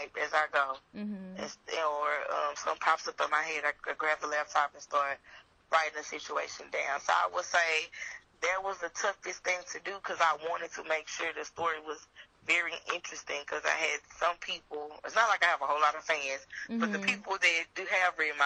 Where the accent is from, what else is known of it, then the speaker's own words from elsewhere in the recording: Lancaster, Texas, United States; I am from Lancaster, Texas. That's a suburb outside of DFW.